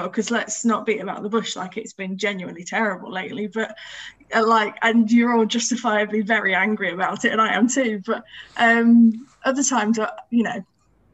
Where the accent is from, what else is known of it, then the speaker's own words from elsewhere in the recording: Wiltshire, South West England, United Kingdom; moved away as an adult; now in Sheffield, United Kingdom; I am from Wiltshire originally